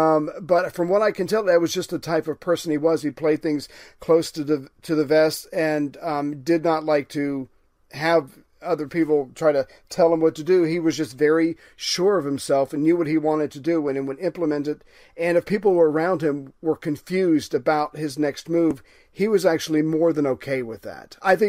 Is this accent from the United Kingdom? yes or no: yes; United Kingdom; I'm British.